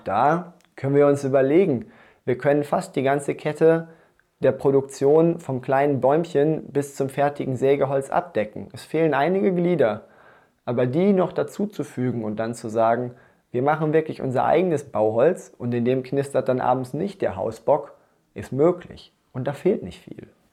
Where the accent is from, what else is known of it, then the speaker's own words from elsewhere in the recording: Dortmund, North Rhine-Westphalia, Germany; moved away as an adult; now in Sieben Linden, Germany; mir als Dortmunder